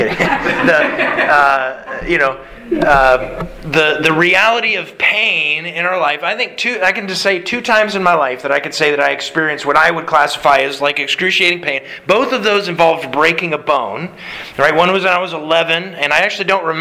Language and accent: English; Anchorage, Alaska, United States; also born or lived in South Louisiana; Growing up, here in Alaska, when I was growing up in Anchorage